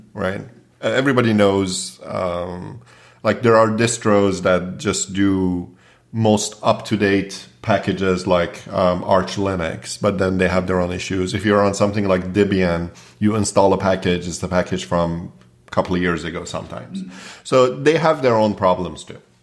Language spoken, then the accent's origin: English; Toronto, Ontario, Canada; I grew up in Toronto, and after I finished high school, I went to George Brown